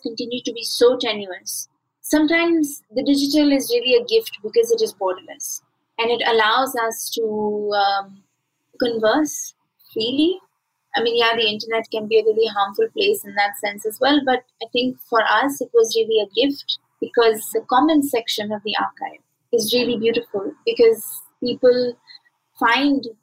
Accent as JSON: {"language": "English", "country": "India", "said": "I am Indian"}